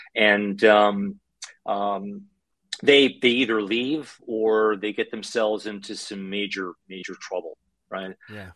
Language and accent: English; Canada; moved away as an adult; now in Ukraine; growing up in Canada, to parents that came to Canada after